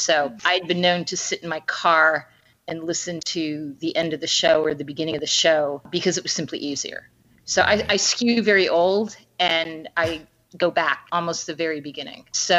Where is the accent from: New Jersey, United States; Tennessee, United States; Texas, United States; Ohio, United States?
New Jersey, United States; Monmouth County; moved away; I'm originally from Monmouth County, New Jersey, not Long Island, but I get that New York vibe.